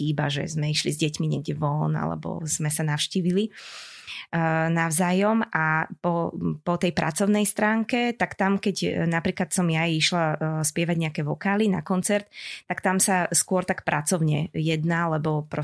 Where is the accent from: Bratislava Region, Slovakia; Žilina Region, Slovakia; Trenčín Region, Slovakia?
Bratislava Region, Slovakia; Senec; začínala som e, v jednom spevackom zbore u nás v Senci.